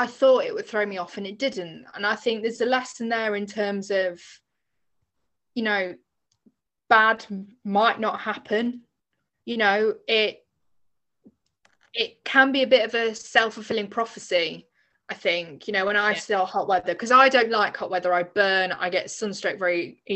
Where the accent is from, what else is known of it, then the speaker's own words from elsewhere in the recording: England, United Kingdom; I was from England